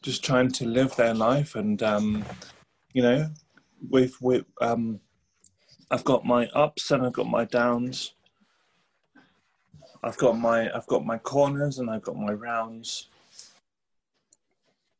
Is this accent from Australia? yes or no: no; England, United Kingdom; also born or lived in Sweden; I was born in Sweden to a Thai Chinese mother and a Swedish father, and then moved to England in 1987